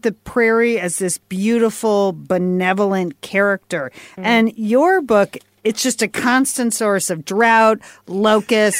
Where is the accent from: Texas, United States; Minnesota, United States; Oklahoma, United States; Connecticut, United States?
Connecticut, United States; I grew up in Connecticut